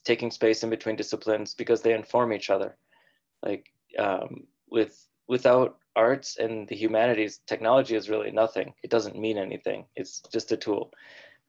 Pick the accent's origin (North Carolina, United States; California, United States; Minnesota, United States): Minnesota, United States; moved away as an adult; now in San Francisco, United States; I moved out there after going to college in the University of Minnesota, where I was born and raised. So I was born and raised in the Midwest, moved out west